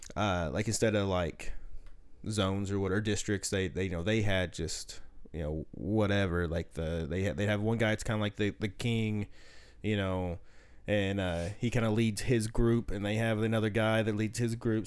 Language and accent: English; the South, United States; accent: slight southern; I've always been told I have a slight southern accent